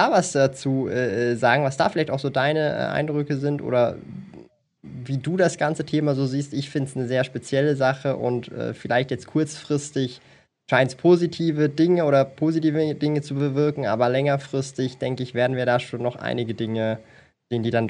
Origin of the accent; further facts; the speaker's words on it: Switzerland; Also bei uns in der Schweiz, ich weiß nicht mehr, ob das jetzt noch so ist